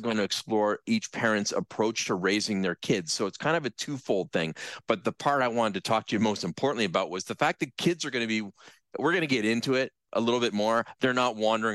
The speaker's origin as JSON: {"language": "English", "town": "Brantford", "region": "Ontario", "country": "Canada", "tie": "born or raised there", "said": "when I was growing up in Brantford, I almost literally lived across the street from the elementary school that I went"}